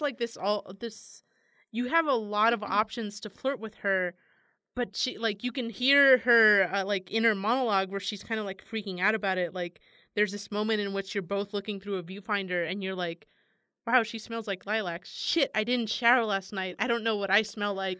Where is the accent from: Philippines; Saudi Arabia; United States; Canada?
United States; San Francisco, California; I'm from San Francisco